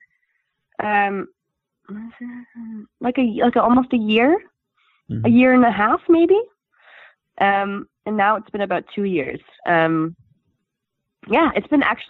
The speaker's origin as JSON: {"language": "English", "country": "Canada", "also_born_or_lived": "Scotland", "moved": "yes", "said": "As a Canadian"}